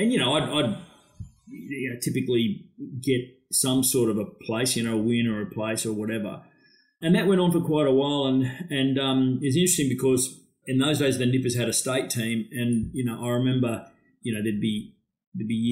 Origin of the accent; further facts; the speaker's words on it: Alexandra Headland, Queensland, Australia; I'm on the beach at Alex, right across the road from the surf club. And that's where I pretty much grew up